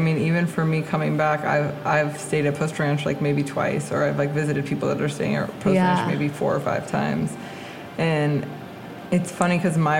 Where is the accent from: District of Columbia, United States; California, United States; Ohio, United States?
California, United States; Big Sur; moved away as an adult; they know I'm from Big